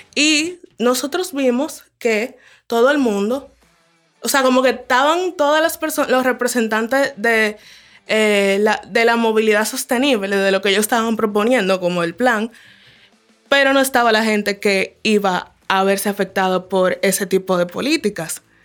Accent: Distrito Nacional, Dominican Republic; now in Villa Mella, Dominican Republic; me viví casi toda mi vida en el distrito, recién me mudé a Villamella

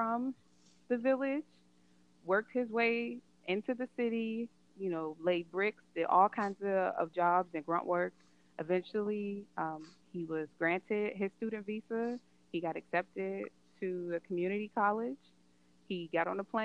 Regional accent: United States; growing up in America, I understand that because I grew up Black. I didn't grow up African

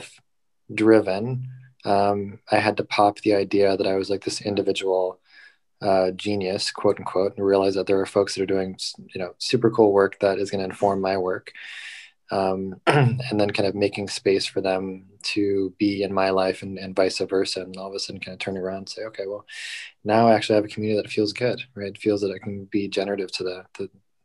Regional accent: Southern California, United States; moved away as an adult; now in San Francisco Bay Area, United States; I was born and raised in Southern California, and I moved up to the Bay after graduation for the first time.

